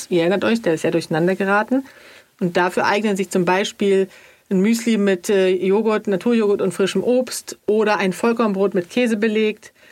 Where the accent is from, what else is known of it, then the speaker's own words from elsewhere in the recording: Sweden; Ich als Schwedin, da musst du ja gar nicht lange fragen.